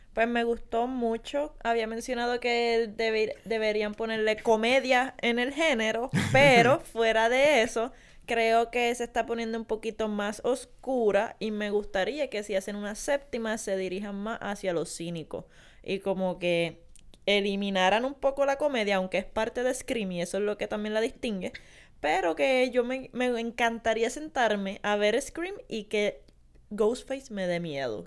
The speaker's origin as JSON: {"language": "Spanish", "country": "Puerto Rico", "said": "nosotros los boricuas tenemos muchos traumas"}